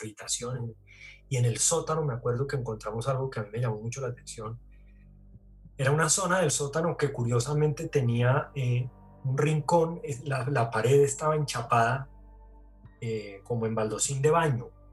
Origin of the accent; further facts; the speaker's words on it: Bogotá, Bogotá Capital District, Colombia; also born or lived in Cali; Soy caleño, pero chimbo, porque estuve tres días en Cali nada más. Como que al tercer día resucité y me vine para Bogotá.